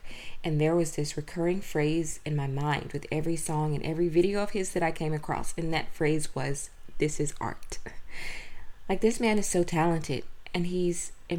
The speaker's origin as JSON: {"language": "English", "region": "the South", "country": "United States", "tie": "born or raised there", "said": "I'm from the South. I grew up in a small town in the South"}